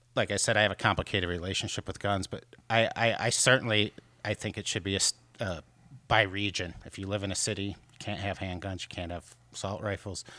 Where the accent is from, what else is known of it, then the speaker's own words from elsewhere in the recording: Michigan, United States; moved away as an adult; now in Chicago, United States; my home state of Michigan